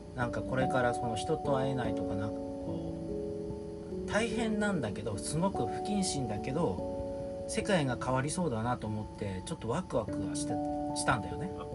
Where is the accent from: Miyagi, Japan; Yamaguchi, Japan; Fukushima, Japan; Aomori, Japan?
Fukushima, Japan; 鈴木君も俺も福島出身